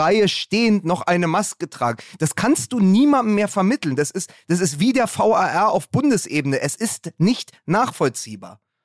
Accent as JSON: {"language": "German", "region": "Berlin", "country": "Germany", "said": "da bin ich als Berliner"}